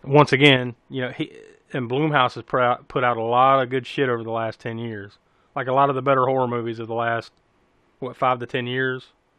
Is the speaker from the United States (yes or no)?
yes; South Carolina, United States; we're from South Carolina, all three of us.